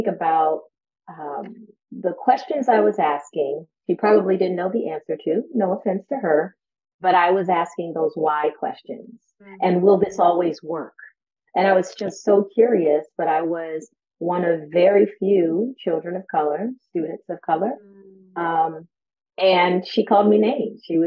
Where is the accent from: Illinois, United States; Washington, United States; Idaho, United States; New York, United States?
New York, United States; moved away; I'm originally from New York